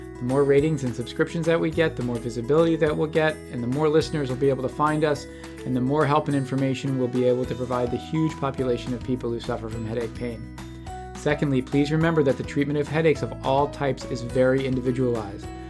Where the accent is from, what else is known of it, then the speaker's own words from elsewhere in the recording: Washington, District of Columbia, United States; now in California, United States; outside of my hometown, uh, in D C, uh, on the East Coast